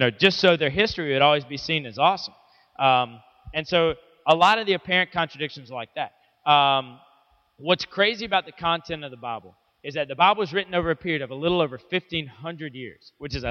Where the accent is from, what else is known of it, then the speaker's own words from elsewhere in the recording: Midland, Georgia, United States; I grew up in Midland, Georgia